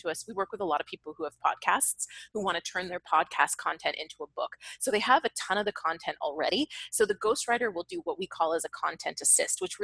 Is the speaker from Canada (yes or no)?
yes; Canada; moved away as an adult; now in Los Angeles, United States; I'm still Canadian. I love it here, but I'm still Canadian